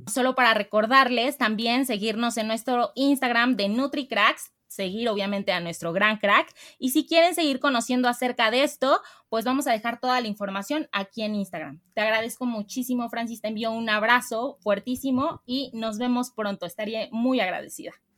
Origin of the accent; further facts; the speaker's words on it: Mexico; nos identifica como mexicanos